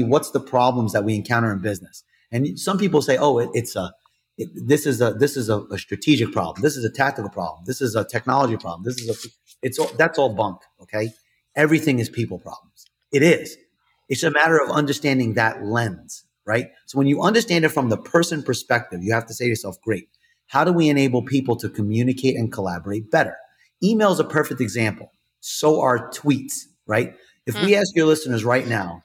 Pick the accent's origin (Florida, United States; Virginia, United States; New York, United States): New York, United States; I'm from New York, so I talk with my hands